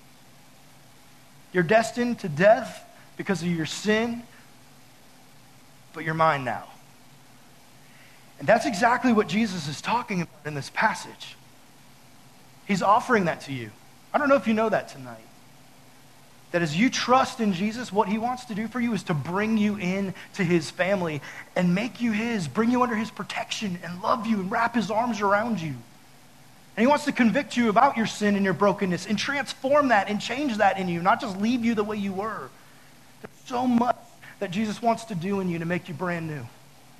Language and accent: English; United States; I'm American